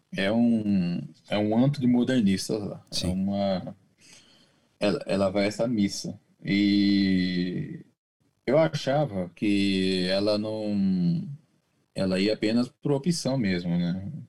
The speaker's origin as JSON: {"language": "Portuguese", "country": "Brazil", "moved": "yes", "lives_now": "Japan", "said": "eu sou brasileiro, apesar de morar no Japão"}